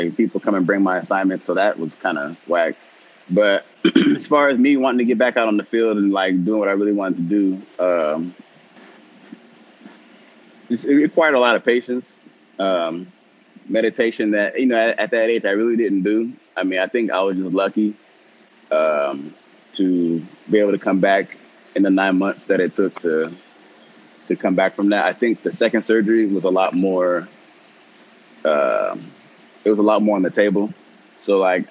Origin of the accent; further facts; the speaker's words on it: Chino Hills, California, United States; also born or lived in Long Beach, California; I was born in Long Beach and then went to school out in Chino Hills